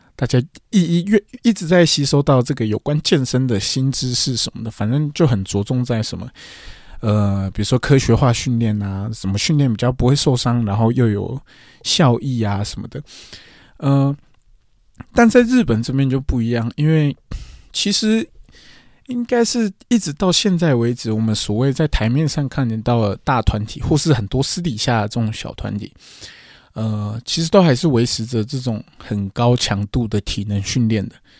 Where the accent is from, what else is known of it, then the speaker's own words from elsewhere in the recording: Taiwan; moved away as an adult; now in Japan; 我是台湾人